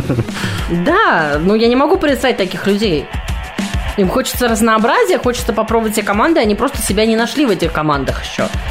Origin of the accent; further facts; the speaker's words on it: Mytishchi, Moscow Oblast, Russia; moved away as an adult; now in Moscow, Russia; Я из Мытищ. Славный город Мытищ и Подмосковье.